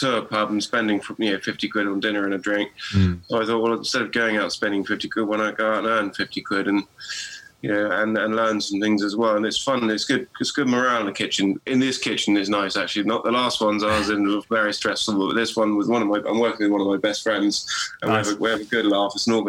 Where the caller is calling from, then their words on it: South East England, United Kingdom; Yeah. I am. I'm in West Sussex. Not too far from Goodwood.